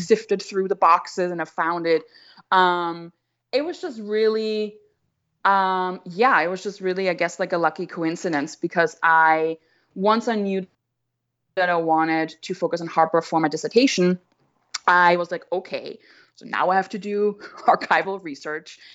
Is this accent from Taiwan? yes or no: no; Austria; moved away as an adult; also born or lived in Vienna; now in United States; I'm obviously white, I'm from Austria